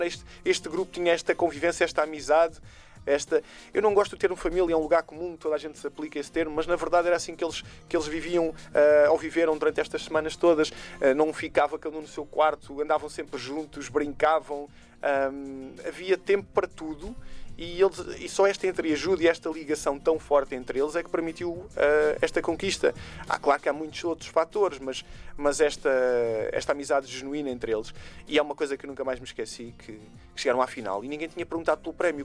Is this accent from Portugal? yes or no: yes; Portugal; na minha infância, quando vivia em Portugal